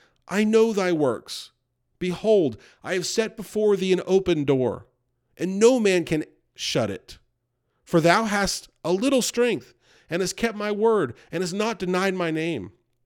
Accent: United States; I grew up near New York City, and you would see Orthodox Jews.

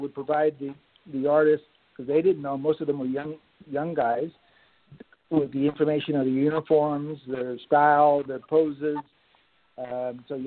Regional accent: Miami, Florida, United States; now in Canada; I grew up in South Florida. I grew up in Miami in the 1960s

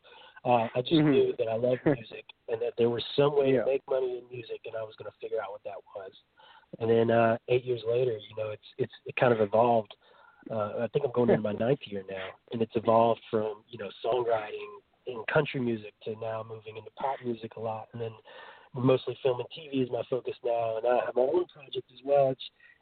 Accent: North Carolina, United States; also born or lived in Nashville; So I'm from North Carolina

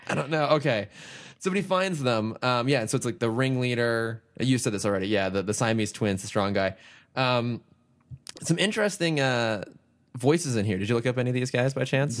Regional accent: Northern California, United States; I'm from California

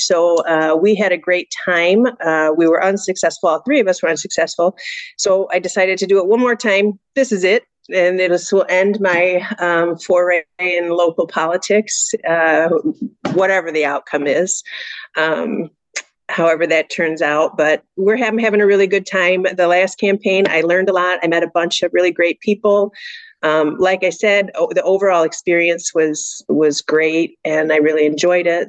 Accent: Elgin, Illinois, United States; I was born and raised here in Elgin. I grew up here, went to U46 schools

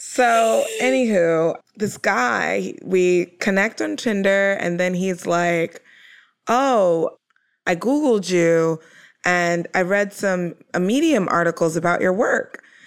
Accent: New York, United States; I'm a New Yorker

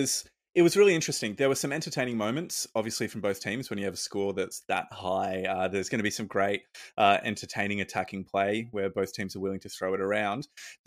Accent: Australia; So that's pretty concerning as a Aussie rugby fan, that they might take some games off our respective teams.

